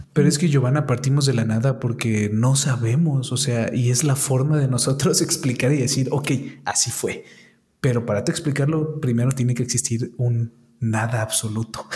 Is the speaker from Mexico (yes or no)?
yes; Mexico; nuestros antepasados como mexicanos